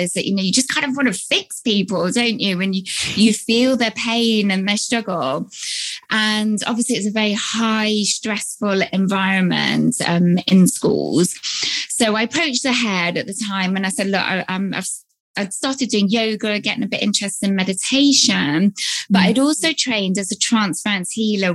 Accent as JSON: {"language": "English", "country": "United Kingdom", "tie": "born or raised there", "said": "I'm here based in the UK, as you can probably tell from my accent."}